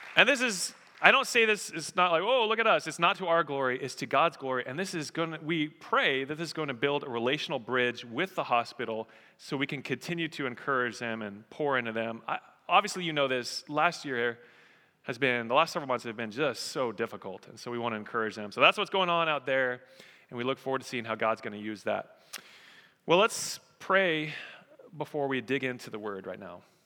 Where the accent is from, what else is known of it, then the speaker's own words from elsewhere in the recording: Colorado, United States; I grew up in Colorado.